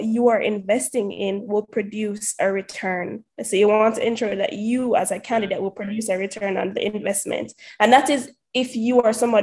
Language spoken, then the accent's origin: English; Portmore, Saint Catherine, Jamaica; moved away as an adult; also born or lived in Lafayette College, United States; Jamaican, born and raised in Portmore, went to Campion College before that, went to Kensington Primary